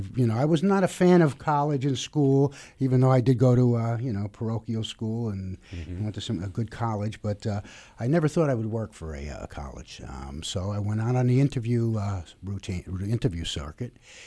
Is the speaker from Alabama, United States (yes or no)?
no; New Jersey, United States; now in Florida, United States; I come from New Jersey.